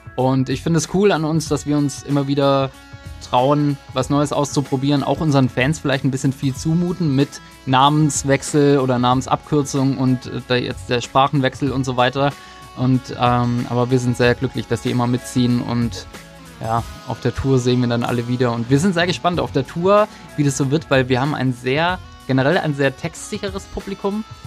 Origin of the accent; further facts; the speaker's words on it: Baden-Württemberg, Germany; accent: Swabian; dass wir doch noch ein bisschen einen schwäbischen Akzent in manchen Wörtern drin haben